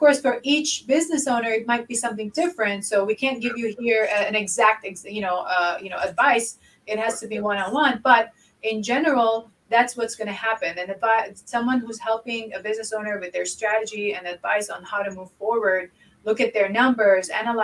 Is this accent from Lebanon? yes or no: yes; Lebanon; moved away; I grew up in Lebanon and, most of my childhood was in war